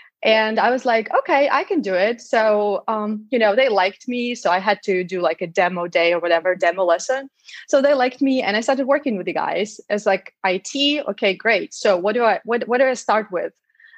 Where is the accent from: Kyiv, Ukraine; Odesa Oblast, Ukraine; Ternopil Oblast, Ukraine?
Odesa Oblast, Ukraine; Odesa; English is a second language; I'm from Odessa, by the way, that's on the Black Sea.